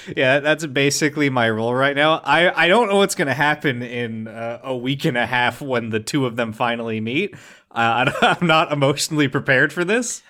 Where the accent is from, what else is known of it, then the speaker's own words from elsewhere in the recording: Ringwood, New Jersey, United States; moved away; my hometown of Ringwood, New Jersey is a nightmare, toxic waste hellhole